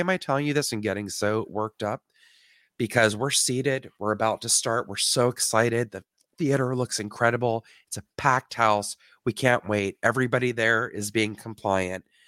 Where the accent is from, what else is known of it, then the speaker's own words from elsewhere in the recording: Canada; I'm from Canada